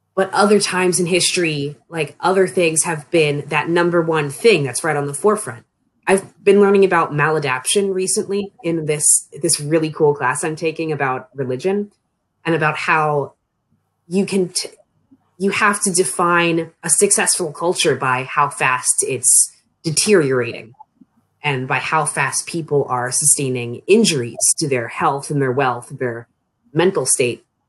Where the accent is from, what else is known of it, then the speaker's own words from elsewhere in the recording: Annapolis, Maryland, United States; moved away as an adult; now in Frostburg, United States; I'm from the Annapolis region uh, of Maryland, but when I moved off to college, it was to Frostburg